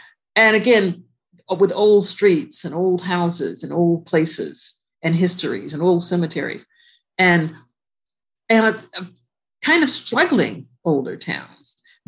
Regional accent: Connecticut, United States; born there; I was born in Connecticut, which is different. So, but I don't really know it like I know Jersey.

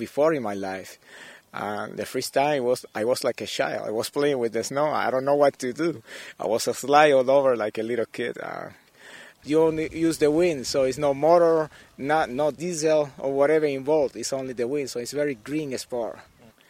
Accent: Cuba; English is a second language; now in Montreal, Canada; I'm from Cuba, living in Montreal

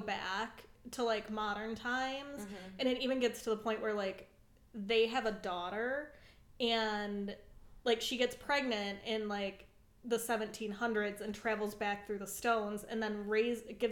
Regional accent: Macomb County, Michigan, United States; I'm from Macomb County, Michigan

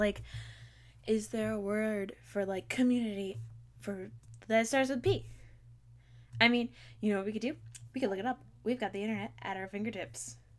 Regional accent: East Coast, United States; I'm from the East Coast

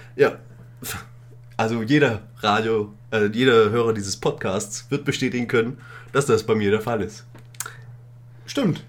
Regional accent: Königsbrunn, Bavaria, Germany; meine Heimatstadt hat? Eine Therme. Eine große Therme mit vier Rutschen und Salzbecken und Wellenbad und alles Mögliche

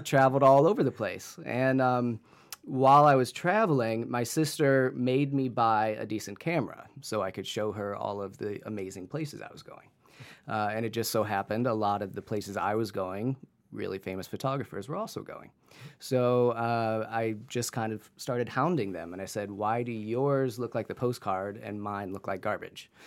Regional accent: Canton, Ohio, United States; also born or lived in New Zealand; a high-end photography gallery in, in Canton, Ohio, in my hometown

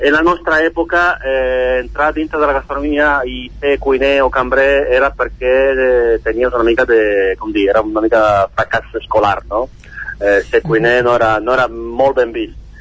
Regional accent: Italy; also born or lived in England / France / Barcelona; now in Caldes de Montbui, Spain

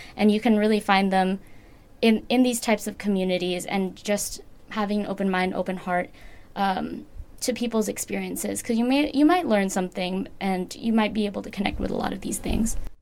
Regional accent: United States; a second generation American

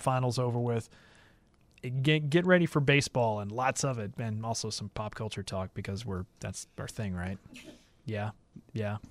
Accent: Middle Tennessee, United States; we're from, we're from Middle Tennessee

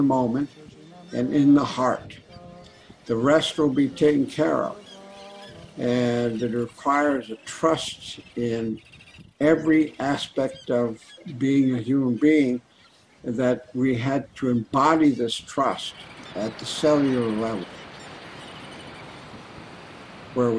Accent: St. Paul, Alaska, United States; I was born and raised on St. Paul Island, part of the Pribilof Islands, in the middle of the Bering Sea

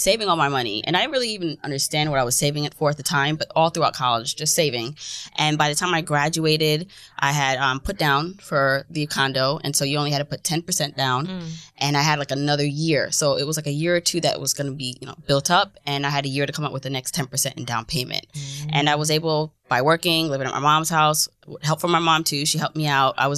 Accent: New York City, New York, United States; also born or lived in Jamaica; I grew up in Fort Greene

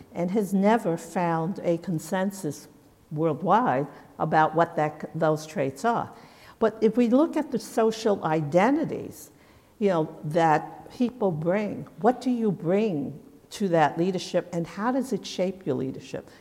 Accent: United States; as an American

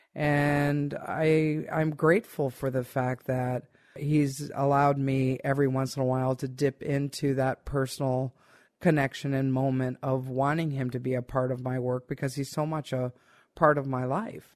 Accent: United States; I am very much American-based person

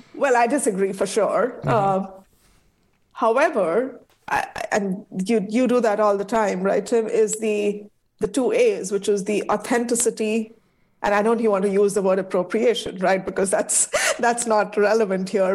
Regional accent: India; now in United States; my home country, India

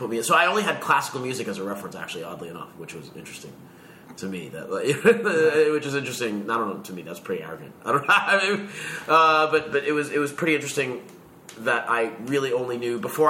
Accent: Queens, New York, United States; Right here in New York. So, when I was really little, I grew up in Jackson Heights

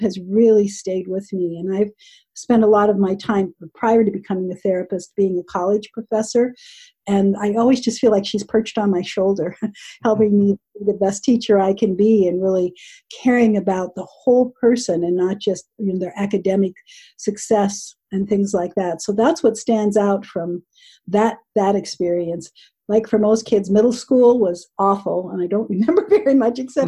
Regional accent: Southern California, United States; I grew up in Southern California in the United States

